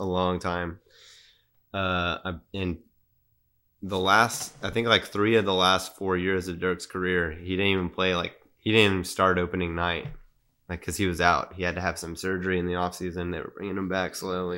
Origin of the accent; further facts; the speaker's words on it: San Antonio, Texas, United States; growing up in Spurs City